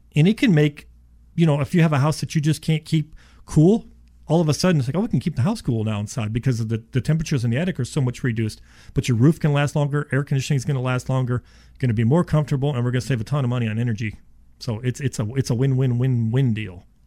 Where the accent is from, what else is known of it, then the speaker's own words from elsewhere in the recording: Florida, United States; also born or lived in Ohio; I was born in Ohio, and when I was seven years old, my dad moves us to Florida.